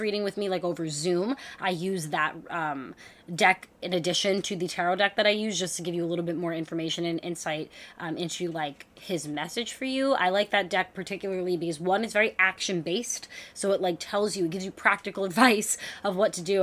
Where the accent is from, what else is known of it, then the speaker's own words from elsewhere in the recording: New York, United States; as a New Yorker